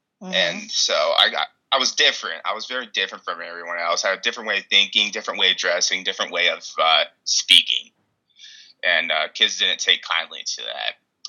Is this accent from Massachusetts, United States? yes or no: no; Ohio, United States; also born or lived in Kimball, Nebraska; I'm originally from Ohio, my dad was a chemist, and he got laid off, and so we ended up moving to Kimball, Nebraska, which I lived in a city, and then I moved to a really small town